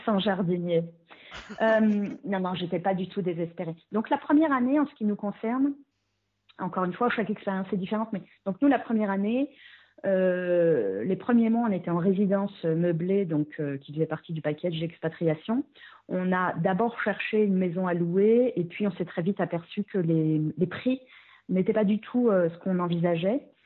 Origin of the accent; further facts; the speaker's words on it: France; moved away as an adult; quand on est français, euh, on a un niveau d'anglais